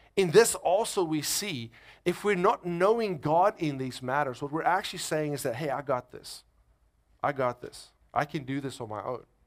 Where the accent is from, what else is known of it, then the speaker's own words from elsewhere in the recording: South Africa; moved away as an adult; now in United States; I'm from South Africa